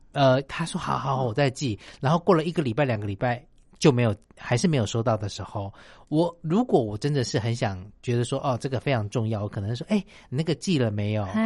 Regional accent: Taiwan; 以前小的时候住在乡下

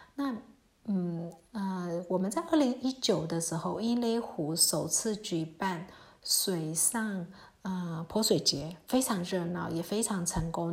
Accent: Mandalay, Mandalay Region, Myanmar; 我是在瓦城长大的

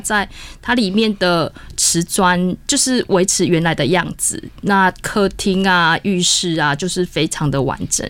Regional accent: Taiwan; 我们台湾人可能说不能种桑葚

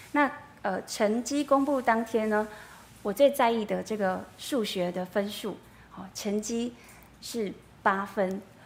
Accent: Yilan, Yilan County, Taiwan; moved away as an adult; now in northern Taiwan; 我大学毕业之后呢，我就回到，呃，宜兰，哦，我是宜兰人，我就回到宜兰找工作

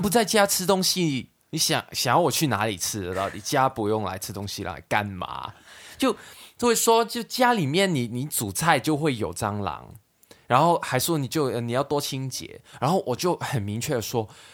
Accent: Hong Kong; moved away as an adult; also born or lived in Sanchong, New Taipei, Taiwan; now in New Taipei, Taiwan; 我们在香港的时候，根本就很少会去那些地方，因为我们从小到大住的地方都有电梯啊

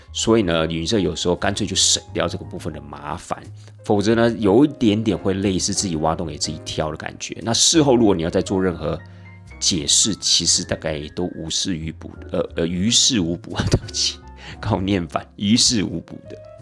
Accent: Taiwan; 我们台湾人基本上生活在这样的一个环境

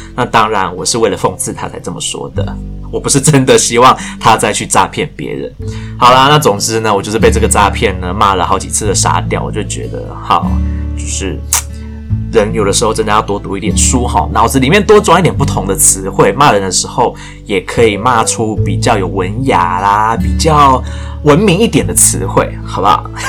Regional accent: Taiwan; 我很努力学英文，然后去参加这个英文聚会，就是为了要再继续增进我英文能力的一个台湾人

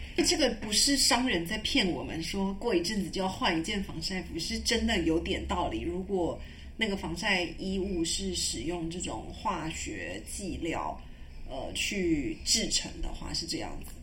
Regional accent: Taiwan; moved away as an adult; also born or lived in Europe; 我是台湾来的

